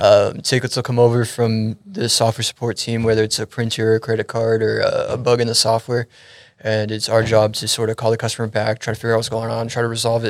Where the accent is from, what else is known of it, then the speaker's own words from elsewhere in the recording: Frisco, Texas, United States; also born or lived in Euless, Arlington, Texas; I was born and raised up in the Frisco area. Just recently moved down to the Euless, Arlington area.